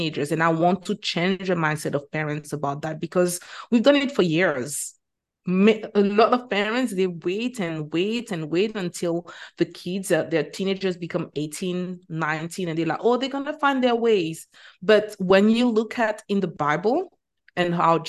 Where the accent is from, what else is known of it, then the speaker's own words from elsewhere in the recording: Martinique; moved away as an adult; also born or lived in Bahamas / United Kingdom; now in Qatar; I teach French because I am originally from Martinique, which is a French Caribbean island